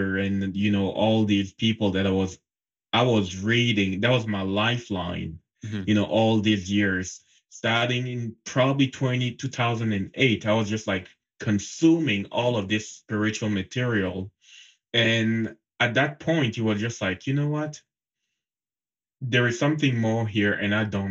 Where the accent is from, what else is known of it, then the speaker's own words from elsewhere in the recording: Cameroon; moved away as an adult; I was born and raised in Cameroon. It's a country in Central Africa. Mm-hmm. And up until the age of 24, I was living there.